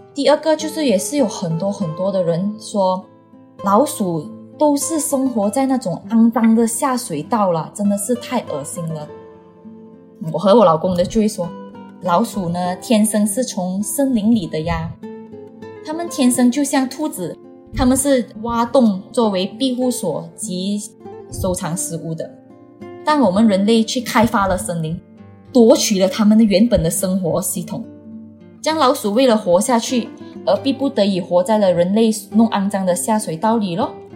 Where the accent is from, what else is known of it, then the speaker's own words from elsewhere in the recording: Malaysia; 我今年呢是三十岁，我是来自马来西亚的朋友